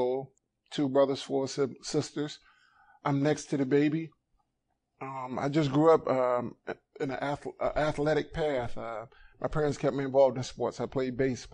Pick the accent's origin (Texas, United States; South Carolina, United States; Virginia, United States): Virginia, United States; Petersburg; I'm from Petersburg, Virginia